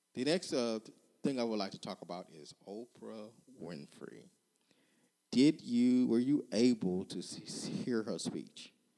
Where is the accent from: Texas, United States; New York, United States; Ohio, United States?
Texas, United States; back to my home state, Texas